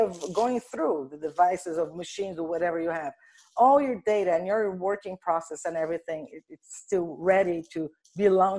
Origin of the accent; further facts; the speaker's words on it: Brazil; Well, so I'm originally from Brazil.